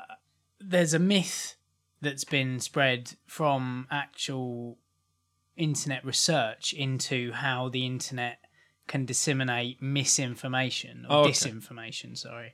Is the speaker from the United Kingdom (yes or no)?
yes; Maidstone, South East England, United Kingdom; now in Rochester, United Kingdom; Basically, Ant and I are from Kent. We're from Maidstone. I now live in Rochester, the other side of Bluebell Hill.